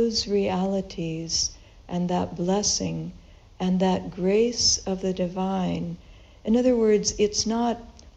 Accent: Los Angeles, California, United States; moved away; I grew up in Southern California in Los Angeles, and we went to the beach quite often on the weekends

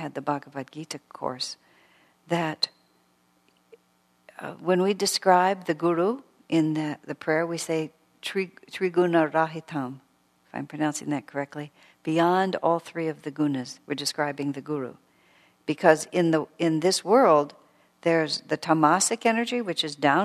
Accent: United States

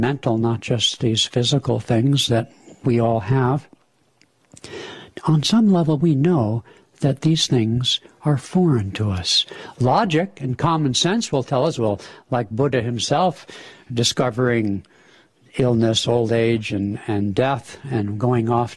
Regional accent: California, United States; now in Seattle, United States; Being from California originally

